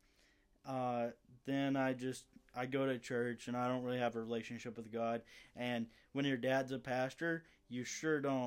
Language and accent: English; between Paris and Sulphur Springs, Northeast Texas, United States; I grew up in Northeast Texas, and between two towns called Paris, Texas, and Sulphur Springs, Texas, about an hour north of Dallas